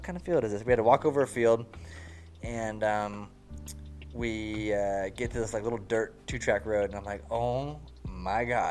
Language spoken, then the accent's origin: English; United States; I'm fucking American